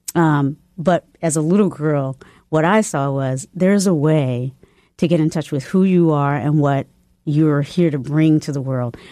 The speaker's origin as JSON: {"language": "English", "region": "the South", "country": "United States", "also_born_or_lived": "Charlottesville, Virginia", "said": "my family was just like, okay, well, we're from the South. And it was a Christian, we, I definitely grew up in a Christian family"}